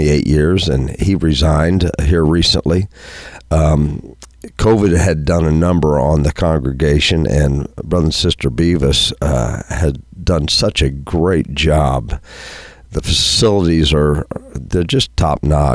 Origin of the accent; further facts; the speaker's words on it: Pinckneyville, Illinois, United States; growing up in Pinckneyville, my grandparents, the other set of grandparents that I had were farmers, and so I grew up on a farm.